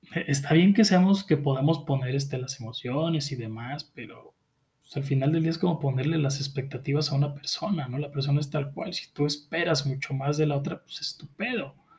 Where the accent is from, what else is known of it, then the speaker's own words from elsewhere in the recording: Mexico; tú mismo como mexicano